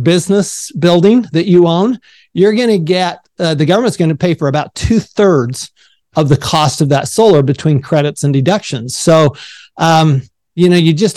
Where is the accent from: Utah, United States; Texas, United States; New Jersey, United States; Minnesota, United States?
Utah, United States; Salt Lake City; I grew up in Salt Lake City, Utah